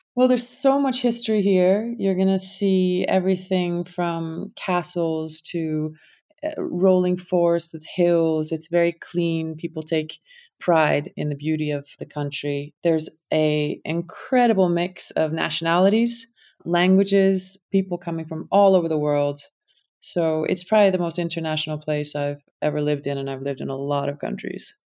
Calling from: Luxembourg; Calling in from Luxembourg

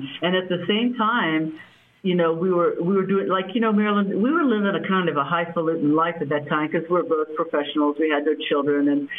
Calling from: Chapala, Jalisco, Mexico; Mexico, Chapala, Mexico. It's real close to Guadalajara.

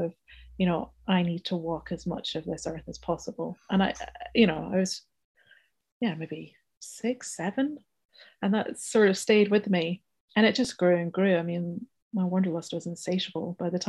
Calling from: South East England, United Kingdom; speaking to you from Kent in the UK, leafy Kent.

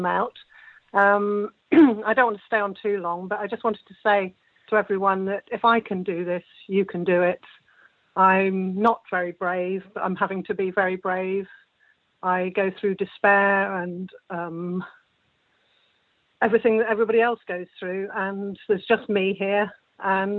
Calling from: Wiltshire, South West England, United Kingdom; I'm calling from Wiltshire

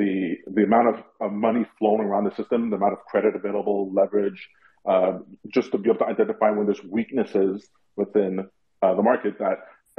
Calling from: Montreal, Quebec, Canada; I'm from Montreal. My wife and I love your show.

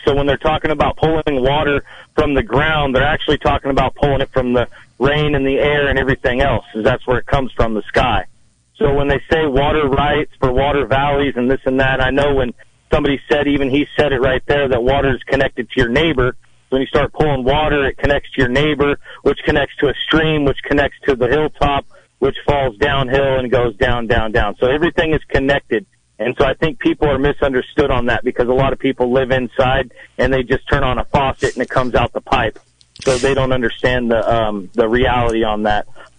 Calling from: Laytonville, California, United States

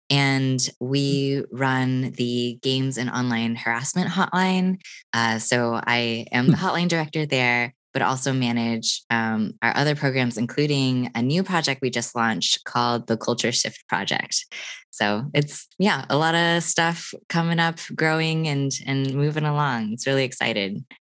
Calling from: Austin, Texas, United States; I am here in Austin, Texas.

